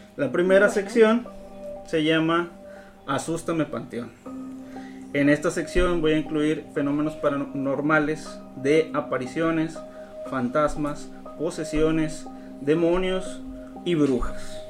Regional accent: Mexico; somos mexicanos

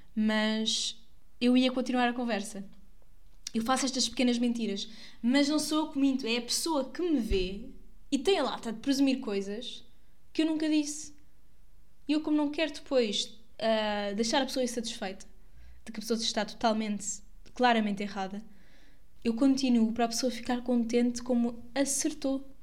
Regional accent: Santarém, Santarém District, Portugal; eu sou daqui

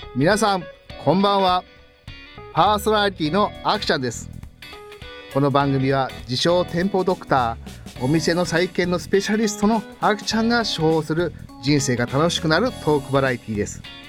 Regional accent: Gunma, Japan; 僕あの群馬県生まれ

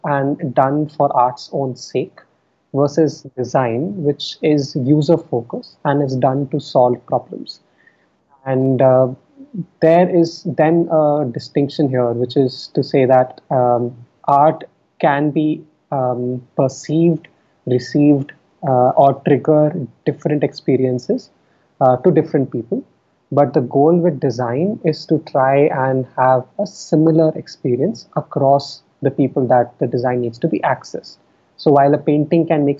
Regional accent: Delhi, India; moved away; I was born and raised in Delhi. I spent all of my schooling in Delhi.

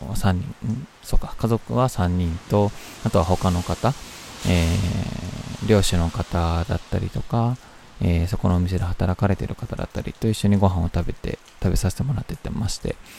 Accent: Kyoto, Japan; 京都はもちろんあの知ってた土地というか生まれ育った町

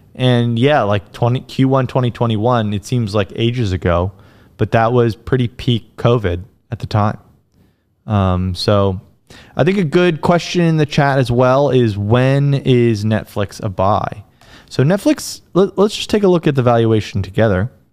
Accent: United States; as an American

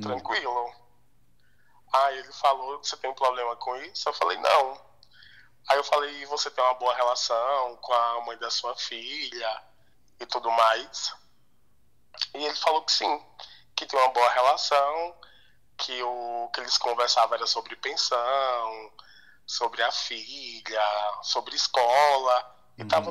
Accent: Alagoas, Brazil; moved away as an adult; now in São Paulo, Brazil; eu sou nordestino, né? Eu sou lá natural de Alagoas

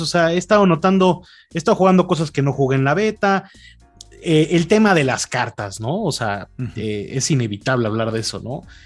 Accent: Mexico; tú como mexicano

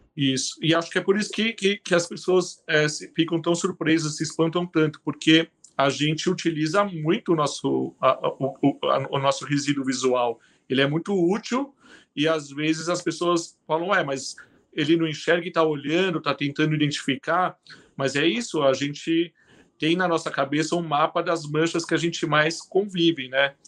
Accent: São Paulo, Brazil; moved away as an adult; now in Curitiba, Brazil; eu sou paulistano

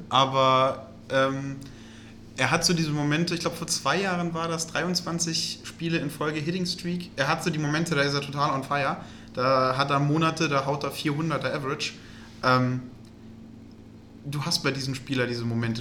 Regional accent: Germany; als Deutscher

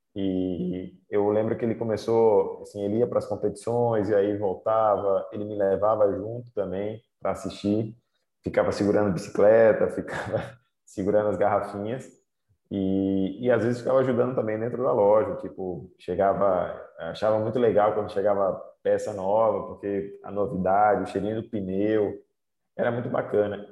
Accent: Aracaju, Sergipe, Brazil; born or raised there; moved away as an adult; also born or lived in Sobral, Ceará / Italy

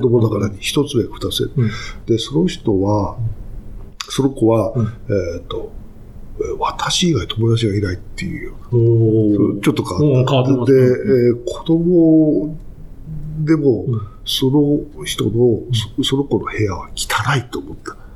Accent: Tokyo, Japan; 東京生まれで

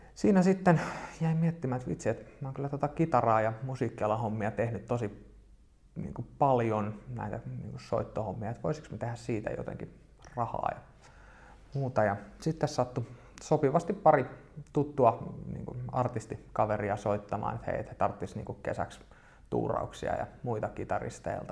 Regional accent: Espoo, Uusimaa, Finland; tuun Espoosta yrittäjäperheestä

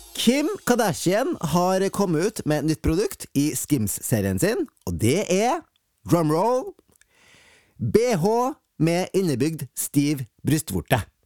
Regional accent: Fosen, Trøndelag, Norway; Jeg er fra Fosen

